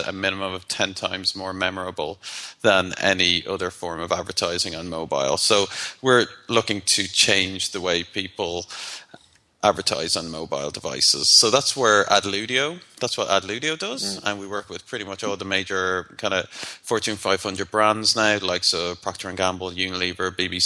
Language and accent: English; Ireland; I'm Irish